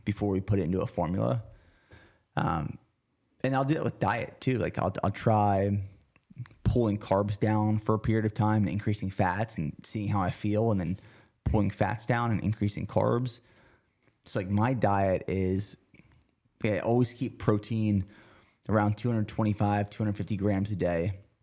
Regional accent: near Harrisburg, Pennsylvania, United States; moved away; we lived about thirty minutes from downtown Harrisburg

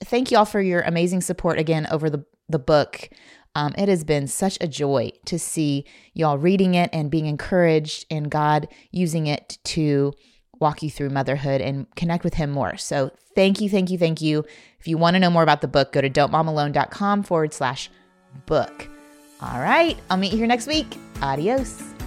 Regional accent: Indiana, United States; I grew up in Indiana.

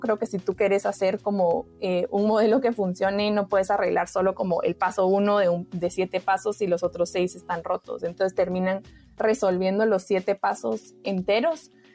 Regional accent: Guatemala; yo soy de Guatemala

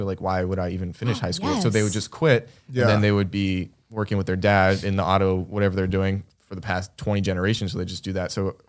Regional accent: Las Vegas, Nevada, United States; born there; moved away; Yeah, I was born in Vegas.

